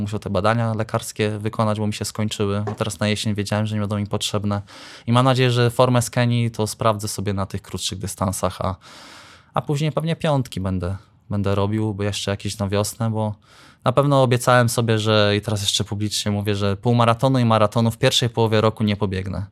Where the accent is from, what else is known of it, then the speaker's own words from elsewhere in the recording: Iława, Warmian-Masurian Voivodeship, Poland; Jestem z Iławy